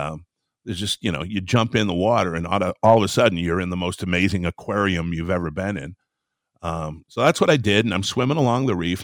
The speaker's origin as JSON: {"language": "English", "town": "Traverse City", "region": "Michigan", "country": "United States", "tie": "born or raised there", "said": "I grew up in northern Michigan, up in the sticks there"}